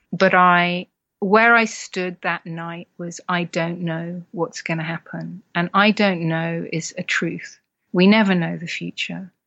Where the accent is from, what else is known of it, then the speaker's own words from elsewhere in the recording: United Kingdom; as partly British culture, you know, we're very stiff upper lip and tough it out